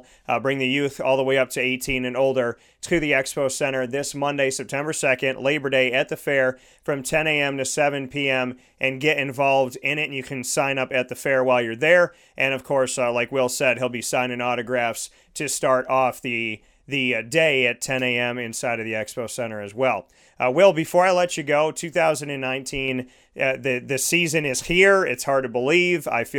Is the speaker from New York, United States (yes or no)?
yes; Syracuse, New York, United States; I was born and raised in Syracuse.